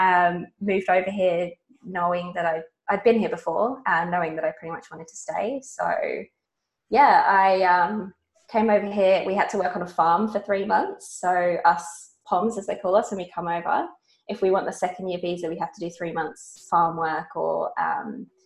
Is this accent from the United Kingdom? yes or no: yes; England, United Kingdom; moved away as an adult; also born or lived in Queensland, Australia; now in Brisbane area, Australia; As us English